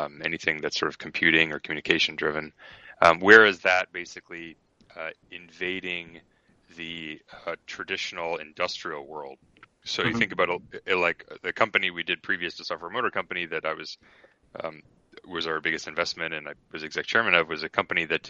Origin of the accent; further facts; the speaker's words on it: Toronto, Ontario, Canada; moved away as an adult; also born or lived in Ithaca, New York; now in Bay Area, United States; I grew up in Toronto, went to Cornell